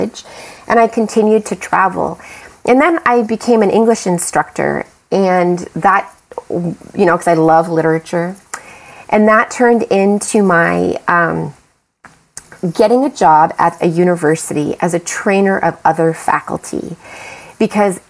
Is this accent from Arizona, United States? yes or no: yes; Phoenix, Arizona, United States; I grew up in Phoenix where it was not that diverse